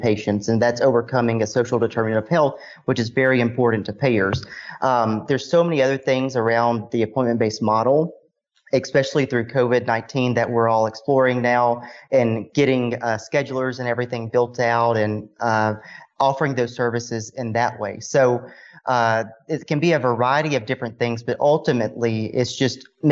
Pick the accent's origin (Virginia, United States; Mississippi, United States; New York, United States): Mississippi, United States; Walnut; moved away as an adult; also born or lived in Concord, North Carolina; I'm originally from Walnut, Mississippi.